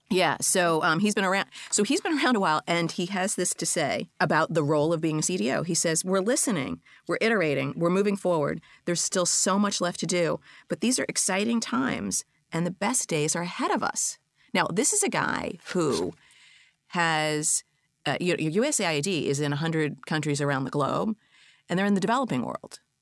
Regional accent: Boston, Massachusetts, United States; I'm a Bostonian

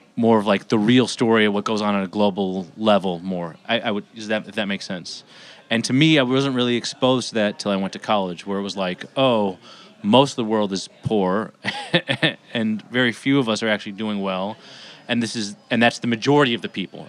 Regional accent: Los Angeles, California, United States; also born or lived in Bay Area; I grew up in Los Angeles

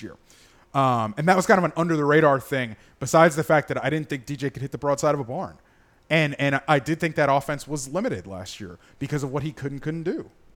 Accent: Gainesville, Florida, United States; moved away; Gainesville has not only my college town, but my hometown

